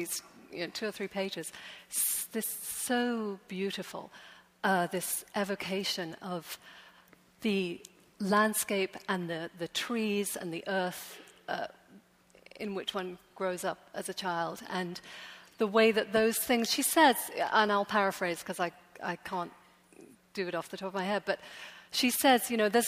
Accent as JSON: {"language": "English", "region": "England", "country": "United Kingdom", "tie": "born or raised there", "moved": "as an adult", "lives_now": "New York, United States", "said": "The town I grew up in is a seaside town, very pretty."}